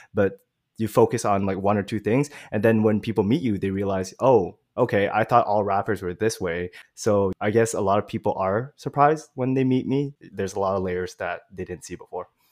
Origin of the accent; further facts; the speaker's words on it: Montreal, Quebec, Canada; I'm really from Montreal, but my parents are from Vietnam.